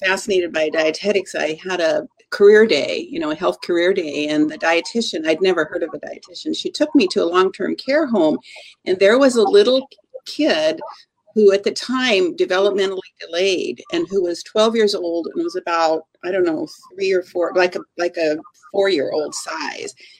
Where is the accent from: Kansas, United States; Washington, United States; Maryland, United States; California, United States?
Washington, United States; Eastern; I grew up in Eastern Washington, and my father was a scientist at Hanford